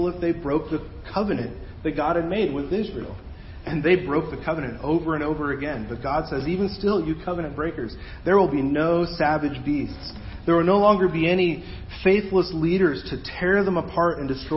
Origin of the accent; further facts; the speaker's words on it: Mexico; moved away; where I grew up down in Mexico